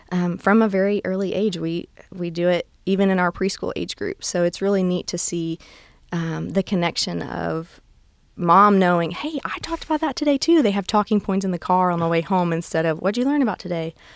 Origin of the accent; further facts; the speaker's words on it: near Gulf Shores, South Alabama, United States; I'm originally from South Alabama. Um, I grew up in a town just north of Gulf Shores